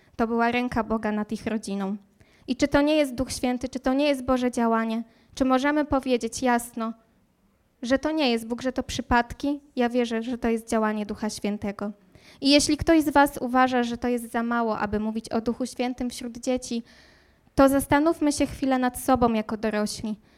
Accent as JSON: {"language": "Polish", "town": "Słupsk", "region": "Pomeranian Voivodeship", "country": "Poland", "also_born_or_lived": "Warsaw", "moved": "as an adult", "lives_now": "Wrocław, Poland", "said": "pochodzę z nadmorza, z pięknego nadmorza, e, dokładnie ze Słupska"}